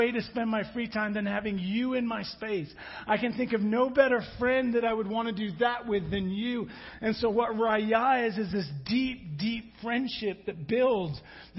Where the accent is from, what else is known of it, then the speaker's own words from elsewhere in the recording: England, United Kingdom; moved away; I'm from England